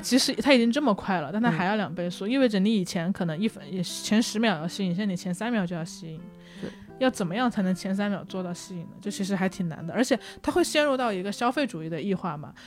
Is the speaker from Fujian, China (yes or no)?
no; Hunan, China; now in Beijing, China; 我是湖南人，我在北京